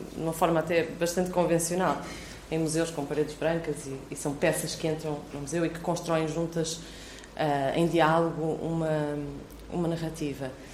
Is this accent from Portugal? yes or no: yes; Viseu, Portugal; eu cresci em Viseu